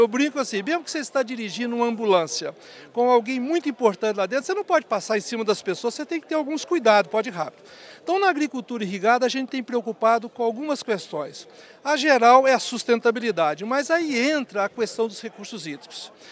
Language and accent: Portuguese; Viçosa, Minas Gerais, Brazil; Eu nasci em Viçosa, Minas Gerais